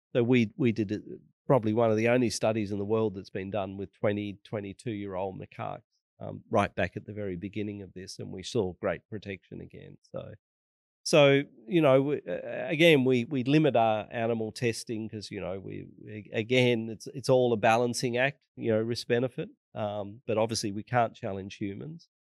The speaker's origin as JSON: {"language": "English", "country": "Australia", "said": "as an Australian"}